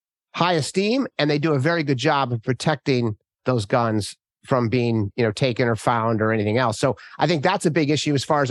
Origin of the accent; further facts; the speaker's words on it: Minnesota, United States; moved away; I was born and raised in Minnesota